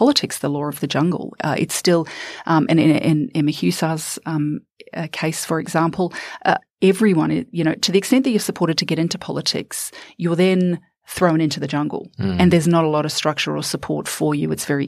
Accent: New Zealand; moved away as an adult; now in Australia; I'm originally from New Zealand

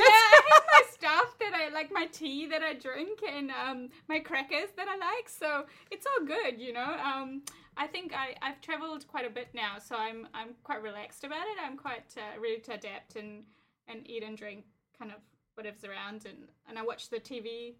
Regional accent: New Zealand; I'm a Kiwi

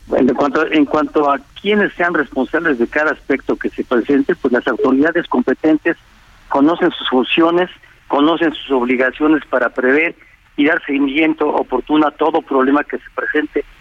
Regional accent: Mexico City, Mexico; hemos vivido todas las gentes que nacimos en la Ciudad de México, que ahí vivimos

